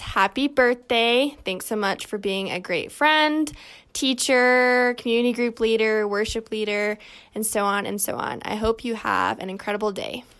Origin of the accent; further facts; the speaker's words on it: Knoxville, Tennessee, United States; moved away; I grew up in Knoxville, Tennessee